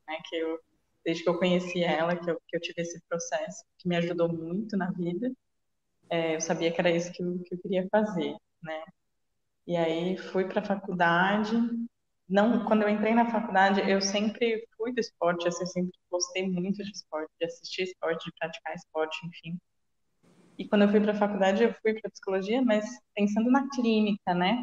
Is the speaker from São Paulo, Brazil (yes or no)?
yes; Jundiaí, São Paulo, Brazil; eu sou de Jundiaí, que é uma cidade um pouco menor